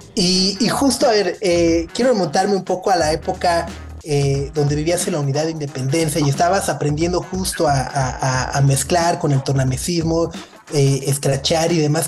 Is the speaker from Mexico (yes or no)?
yes; Mexico; nosotros mismos como mexicanos